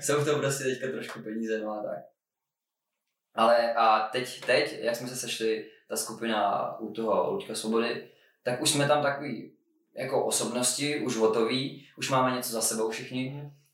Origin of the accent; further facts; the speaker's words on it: Czechia; jako Čech